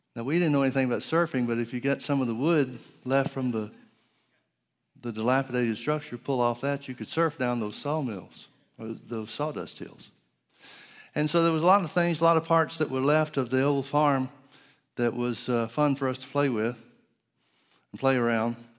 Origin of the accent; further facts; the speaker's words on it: Center Point, Alabama, United States; I grew up in Alabama in the, uh, northeast part of, uh, well, outside of Birmingham to the northeast.